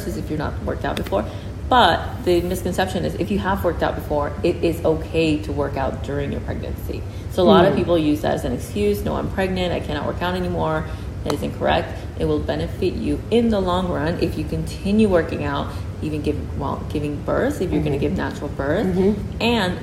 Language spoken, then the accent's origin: English; United States; moved away as an adult; now in Singapore; I'm originally from the States